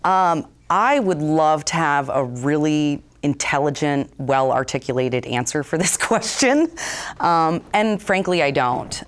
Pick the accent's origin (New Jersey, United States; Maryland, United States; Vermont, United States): Vermont, United States; born and raised in Vermont